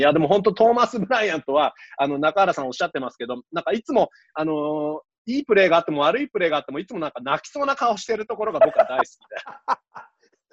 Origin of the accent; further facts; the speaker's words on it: Toronto, Ontario, Canada; 僕もやっぱりね、あのトロント出身です